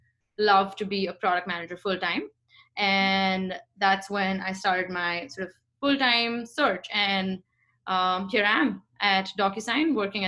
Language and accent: English; India; moved away as an adult; now in United States; I grew up in India and moved to the States in 2017 for my MBA